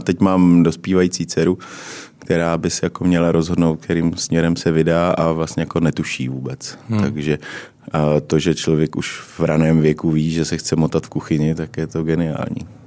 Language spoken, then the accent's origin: Czech; Uherské Hradiště, Zlín Region, Czechia; já jsem taky z Moravy, jo, já jsem z Hradiště